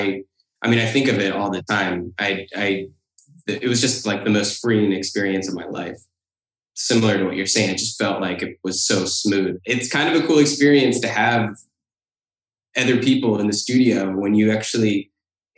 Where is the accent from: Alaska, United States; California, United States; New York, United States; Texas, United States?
New York, United States; Phoenicia; also born or lived in West Hurley, New York; I grew up in the Catskill Mountains in Phoenicia, New York